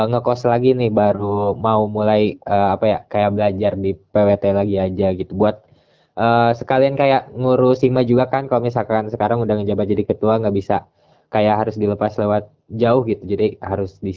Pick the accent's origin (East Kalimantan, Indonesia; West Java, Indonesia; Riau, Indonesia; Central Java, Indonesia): West Java, Indonesia; di situ kan emang kalau aku orang Sunda kan